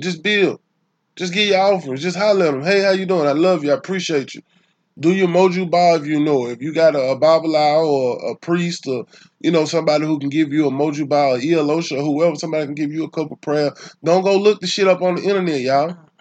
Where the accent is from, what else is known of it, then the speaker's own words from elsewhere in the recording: Atlanta, Georgia, United States; I'm from or I was raised in Atlanta, Georgia.